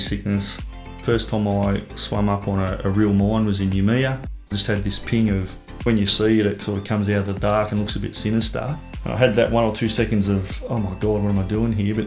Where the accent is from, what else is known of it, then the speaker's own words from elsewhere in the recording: Junee, New South Wales, Australia; moved away as an adult; also born or lived in Wagga Wagga; I grew up in Junee, which is a small town in southwestern New South Wales.